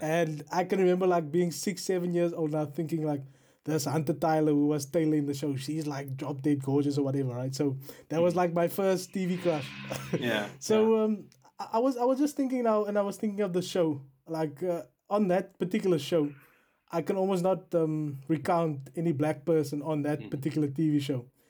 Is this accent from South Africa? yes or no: yes; South Africa; now in United Kingdom